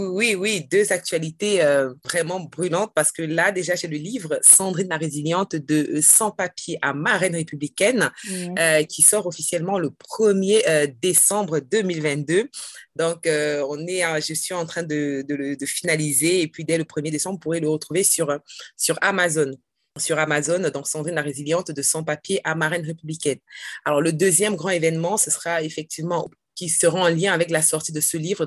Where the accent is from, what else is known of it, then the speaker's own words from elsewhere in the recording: Cameroon; now in France; le Cameroun, c'est mon pays d'origine